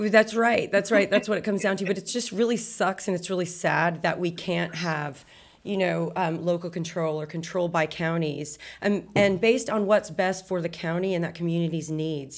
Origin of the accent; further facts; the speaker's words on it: Texas, United States; I'm from Texas